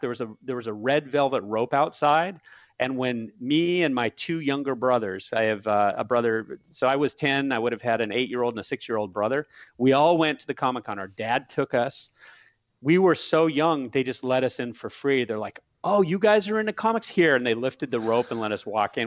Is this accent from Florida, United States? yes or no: no; San Diego, California, United States; I lived in, I grew up in San Diego.